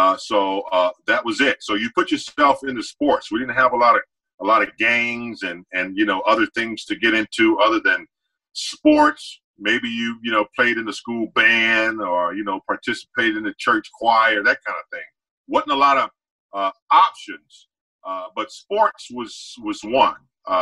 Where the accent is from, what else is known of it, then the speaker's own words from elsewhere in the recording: the South, United States; Coop, I grew up in a very small town. You know, I am from the South, country, dirt road, man. I grew up on a dirt road, about 35,000 people back then.